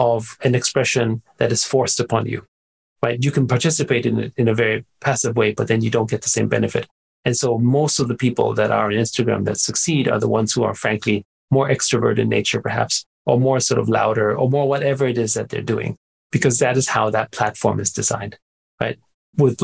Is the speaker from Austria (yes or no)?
yes; Austria; I grew up in Austria